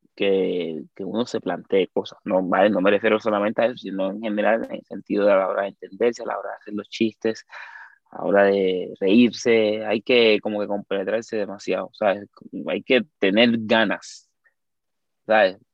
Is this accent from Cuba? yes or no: yes; Cuba; accent: Cuban; moved away as an adult; now in Spain; yo soy cubano, vengo de Cuba, tengo tiempo